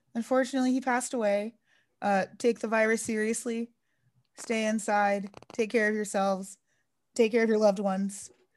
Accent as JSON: {"language": "English", "region": "Texas", "country": "United States", "tie": "born or raised there", "said": "I grew up in Texas."}